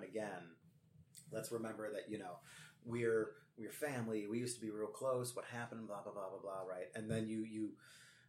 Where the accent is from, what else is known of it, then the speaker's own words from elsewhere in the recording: Streamwood, Illinois, United States; also born or lived in Elgin, Illinois; I was from Streamwood, but then I went to high school in Elgin at Larkin High School